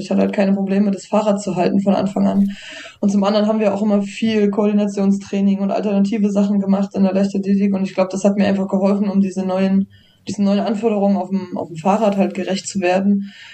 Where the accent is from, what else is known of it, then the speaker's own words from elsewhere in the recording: Saalfeld, Thuringia, Germany; now in Jena, Germany; geboren in Saalfeld, jetzt wohnend in Jena